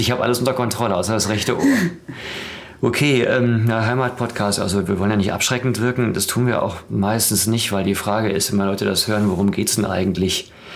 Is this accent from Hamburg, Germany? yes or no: no; Dortmund, North Rhine-Westphalia, Germany; now in Berlin, Germany; Ich bin in Dortmund groß geworden